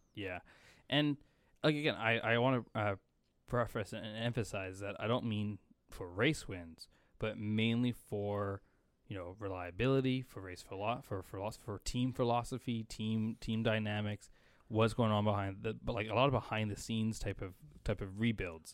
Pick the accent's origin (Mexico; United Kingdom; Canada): Canada; we're Canadian